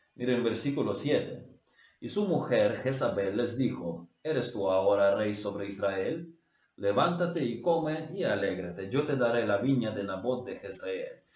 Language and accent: Spanish; Ukraine; Estamos con el pueblo ucraniano. Yo estoy con mi pueblo